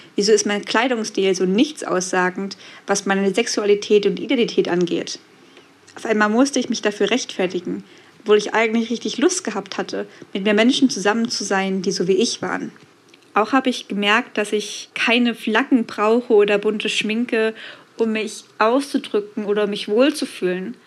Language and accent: German; a small town in eastern Thuringia, Germany; moved away; ich bin in einer Kleinstadt in Ostthüringen groß geworden